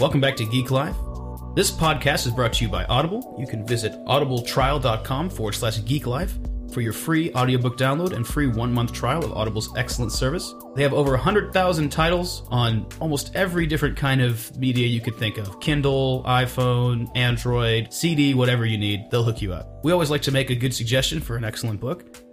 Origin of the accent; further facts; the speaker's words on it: Napa, California, United States; growing up in Napa, California